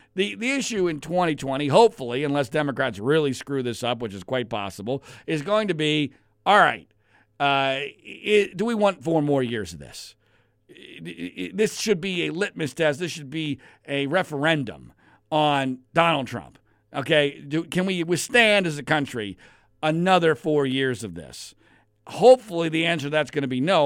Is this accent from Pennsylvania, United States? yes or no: yes; Philadelphia, Pennsylvania, United States; now in Los Angeles, United States; as a kid growing up in Philadelphia, Pennsylvania